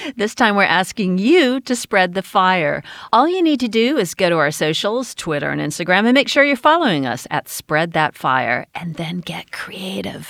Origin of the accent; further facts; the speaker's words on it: United States; Growing up in America